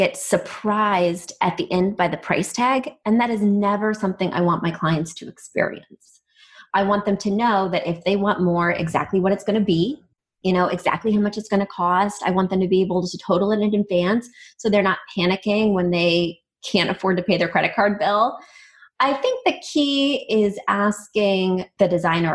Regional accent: Midwest, United States; I grew up in the Midwest

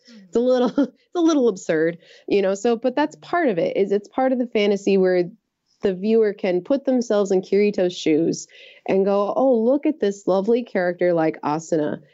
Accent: United States; I'm an American

